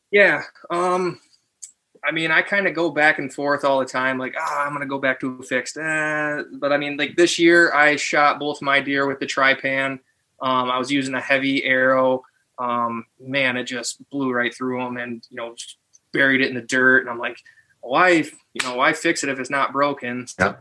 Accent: Tawas City, Michigan, United States; also born or lived in Oscoda, Michigan / Saginaw Valley, Michigan; I was born in Tawas

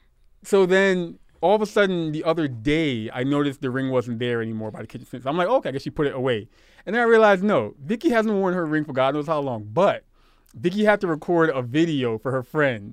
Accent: Brooklyn, New York, United States; I'm from Brooklyn.

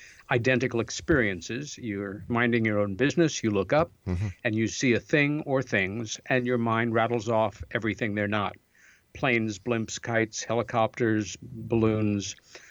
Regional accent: Long Island, New York, United States; our folks moved us out to Long Island and a very pretty little village out there

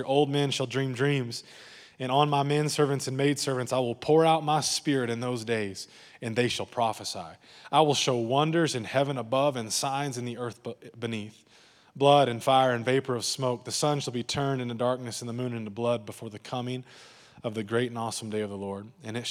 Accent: Texas, United States; we got to be careful of growing up in the Bible Belt and in West Texas.

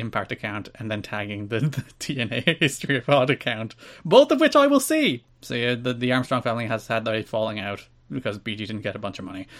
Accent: Ireland; as an Irishman

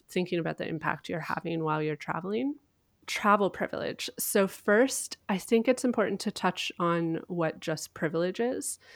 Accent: Canada; I am Canadian

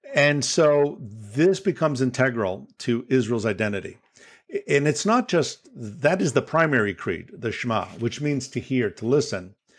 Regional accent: Toronto, Ontario, Canada; I'm from Toronto, Canada, and I was born in Toronto.

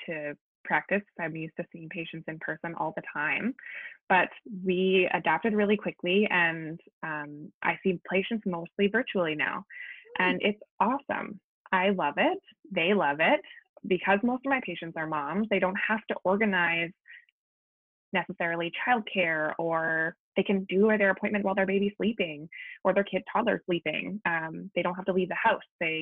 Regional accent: Langley, British Columbia, Canada; I grew up and live in Langley

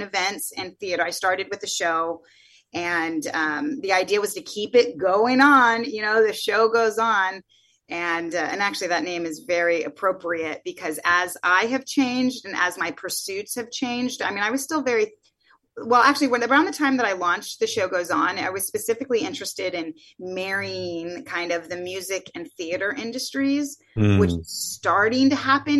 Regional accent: the Bay Area, Silicon Valley, California, United States; moved away as an adult; also born or lived in New York; I grew up in the Bay Area during the dot-com boom. Silicon Valley, the heart of Silicon Valley

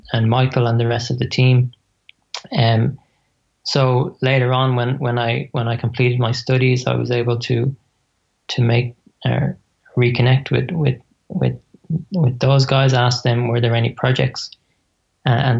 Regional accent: Dublin, Leinster, Ireland; moved away as an adult; now in Australia; I'm from Dublin. I'm Australian now, but but yeah, I came from Dublin.

